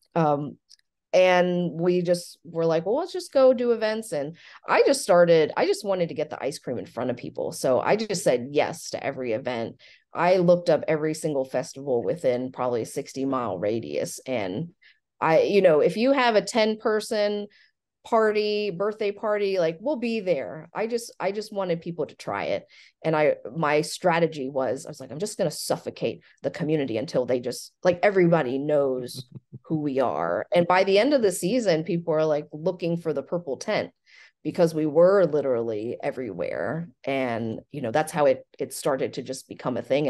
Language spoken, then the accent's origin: English; Frankfort, Kentucky, United States; also born or lived in Chapel Hill, North Carolina / Lexington, Kentucky; I grew up in Frankfurt and worked in my family's Thai restaurant